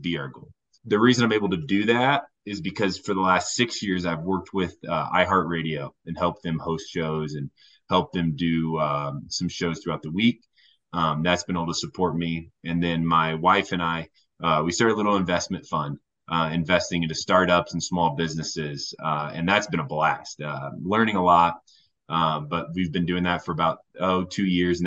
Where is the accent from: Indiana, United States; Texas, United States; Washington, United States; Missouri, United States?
Indiana, United States; Warsaw; moved away as an adult; now in Golden, Colorado, United States; I'm originally from Indiana, Northern Indiana, an amazing town called Warsaw, Indiana